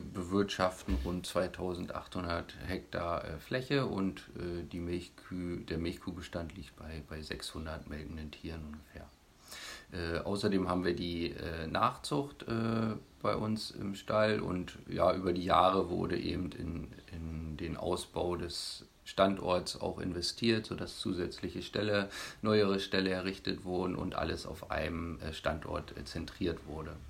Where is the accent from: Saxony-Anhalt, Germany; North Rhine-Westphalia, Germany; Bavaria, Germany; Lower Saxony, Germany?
Saxony-Anhalt, Germany; Bonese; Ich bin hier in Bonese aufgewachsen